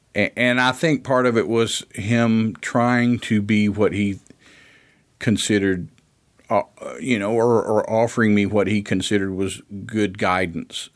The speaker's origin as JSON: {"language": "English", "town": "Ripley", "region": "Tennessee", "country": "United States", "tie": "born or raised there", "also_born_or_lived": "Memphis, Tennessee", "said": "I was born in Ripley"}